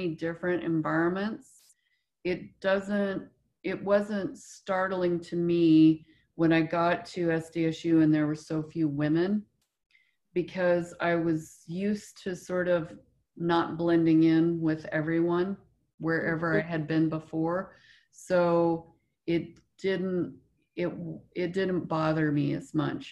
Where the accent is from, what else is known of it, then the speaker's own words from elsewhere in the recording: Rapid City, South Dakota, United States; also born or lived in Inglewood, California; I was born in Inglewood, California, which is a very tough neighborhood outside of the LA area. And that's where my dad was from. And then my mom moved us when I was 8 to Rapid City, South Dakota